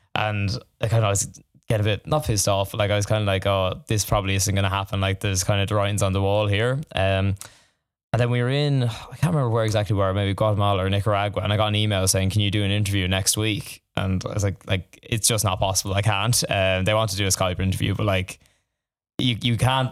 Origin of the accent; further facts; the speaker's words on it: Tullamore, County Offaly, Ireland; moved away as an adult; now in Dublin, Ireland; I'm from the country, I'm not from Dublin. Uh, I'm from Tullamore initially